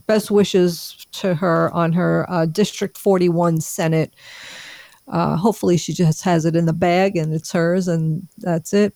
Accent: New York, United States; I have Sicilian blood, and I'm from New York.

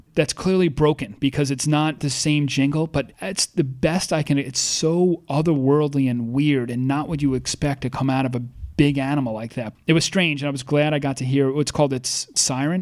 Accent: North Fork of Long Island, New York, United States; you and I grew up on the North Fork of Long Island

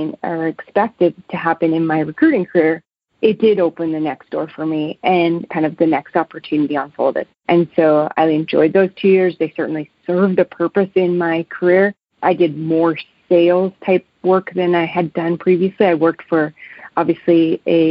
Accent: Manitoba, Canada; also born or lived in Lethbridge, Alberta; now in Calgary, Canada; I grew up in Manitoba

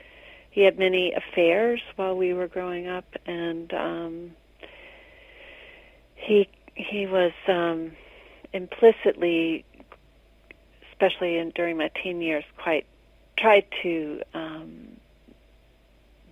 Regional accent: the South, United States; We were raised in the South

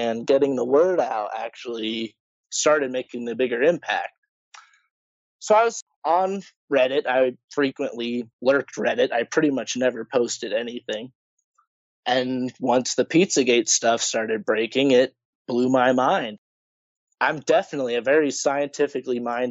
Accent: Idaho, United States; I'm from Idaho, pretty backwater place

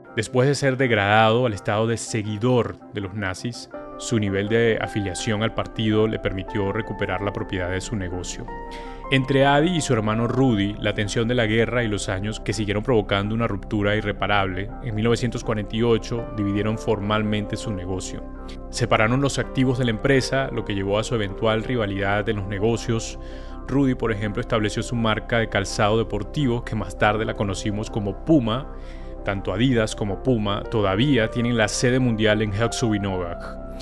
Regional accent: Venezuela; moved away; estoy en mi tierra además, en Venezuela

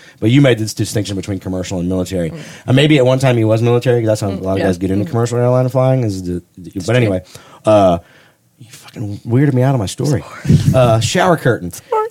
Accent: Charlotte, North Carolina, United States; also born or lived in upstate New York; now in Atlanta, United States; But when I was two, my parents moved to Charlotte, and that's where I was raised.

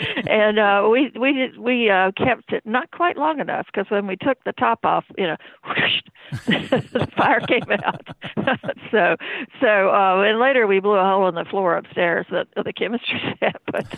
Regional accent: North Carolina, United States; I grew up in Columbus County, which is a very small, well, it's a big county, second largest land area in the state, but it's probably the smallest population, but has swamps

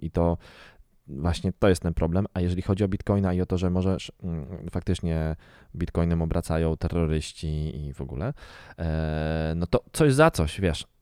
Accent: Garwolin, Masovian Voivodeship, Poland; Ja w ogóle wychowywałem się e, na, w zakładzie produkcyjnym zwanym leczarnią w Garwolinie.

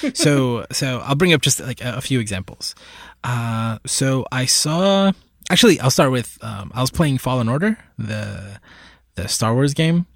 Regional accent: Puerto Rico; I was born in Puerto Rico. I've, I've lived in Puerto Rico for, I guess, the last couple of years

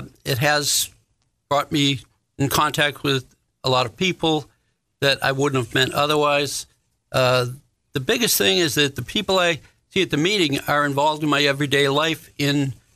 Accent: Framingham, Massachusetts, United States; now in Florida, United States; Framingham, Massachusetts.

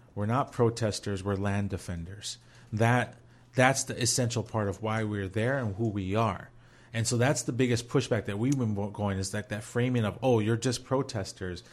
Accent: Minnesota, United States; we're all from Minnesota

